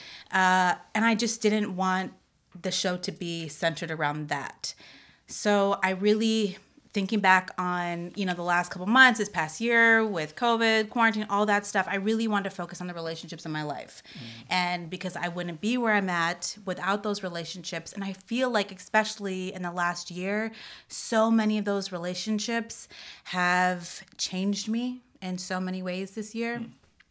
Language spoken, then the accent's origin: English; Florida, United States; also born or lived in Detroit; I was born in Detroit. We moved down to Florida, South Florida, when I was 3.